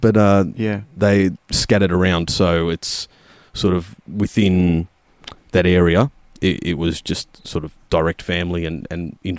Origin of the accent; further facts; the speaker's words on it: Werribee, Victoria, Australia; It's I'm a Western Suburbs lad.